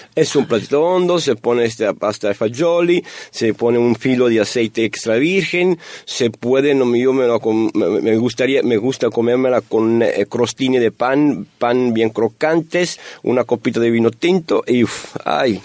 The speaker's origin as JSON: {"language": "Spanish", "country": "Italy", "second_language": "Spanish", "moved": "as an adult", "lives_now": "Monterrey, Mexico", "said": "nosotros, italianos y también eh, mexicanos, somos latinos"}